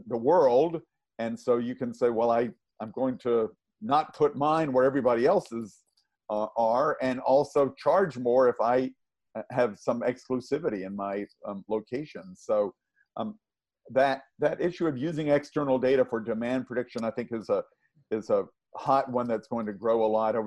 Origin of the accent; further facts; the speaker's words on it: the South, United States; I grew up in the South